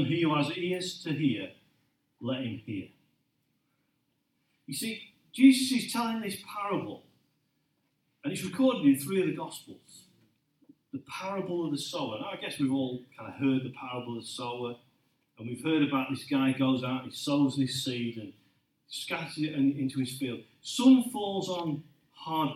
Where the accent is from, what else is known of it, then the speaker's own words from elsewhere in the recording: Lincolnshire, East Midlands, United Kingdom; I grew up in Lincolnshire